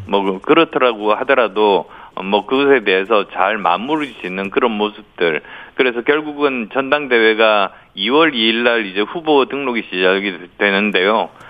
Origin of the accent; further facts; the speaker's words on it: Busan, South Korea; moved away; also born or lived in Yeongju, North Gyeongsang; 그리고 부산이 고향이어서 영남에 기반을 둔 수도권 삼선 의원입니다.